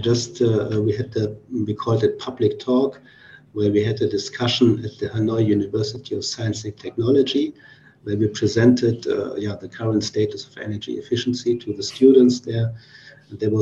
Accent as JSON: {"language": "English", "country": "Germany", "tie": "born or raised there", "moved": "as an adult", "lives_now": "Vietnam", "said": "I recently was in Germany, in my hometown"}